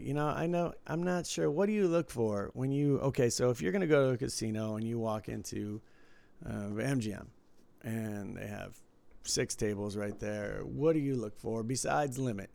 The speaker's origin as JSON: {"language": "English", "town": "Detroit", "region": "Michigan", "country": "United States", "tie": "born or raised there", "said": "when I was growing up in Detroit"}